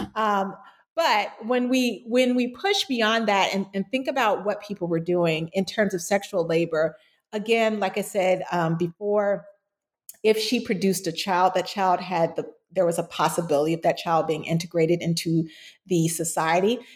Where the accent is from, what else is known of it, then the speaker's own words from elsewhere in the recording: Florida, United States; my home state of Florida